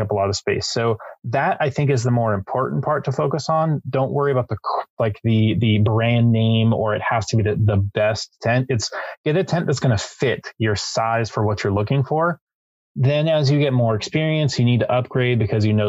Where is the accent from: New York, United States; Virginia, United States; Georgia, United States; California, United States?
California, United States; San Diego; we're from San Diego